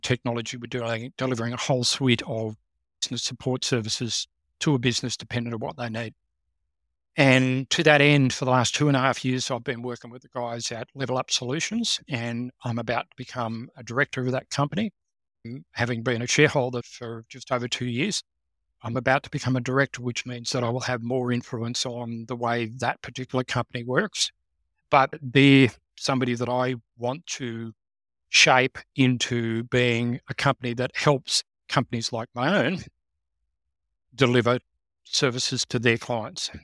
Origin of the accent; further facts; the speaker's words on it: Canberra, Australian Capital Territory, Australia; growing up in Canberra, of course, I was working for organizations